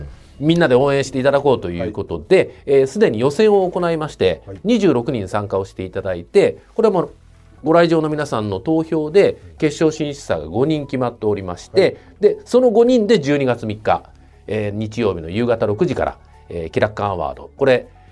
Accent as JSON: {"language": "Japanese", "town": "Kobe", "region": "Hyogo", "country": "Japan", "tie": "born or raised there", "said": "僕がまあ本当に育った神戸っていう町"}